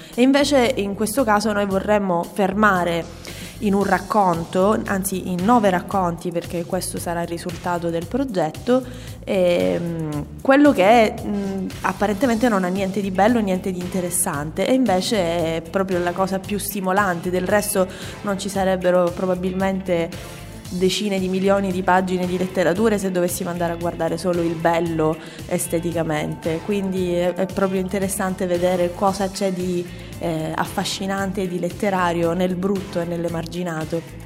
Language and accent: Italian; Messina, Sicily, Italy; io vengo dall'Annunziata e giocavo nel quartiere del condominio X